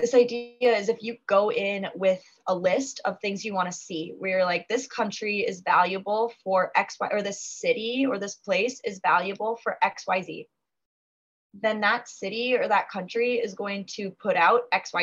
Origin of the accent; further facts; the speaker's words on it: United States; coming over as an American